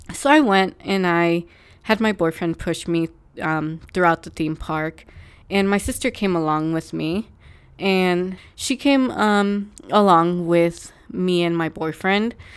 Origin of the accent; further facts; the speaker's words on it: California, United States; I'm from California